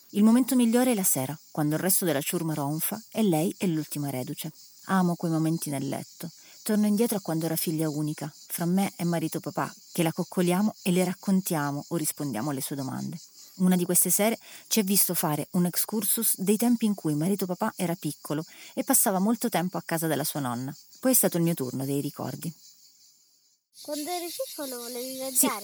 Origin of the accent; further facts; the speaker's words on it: Calabria, Italy; Siamo calabresi